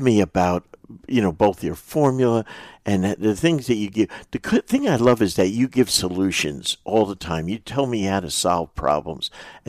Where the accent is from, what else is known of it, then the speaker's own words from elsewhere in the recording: New Jersey, United States; I'm from New Jersey.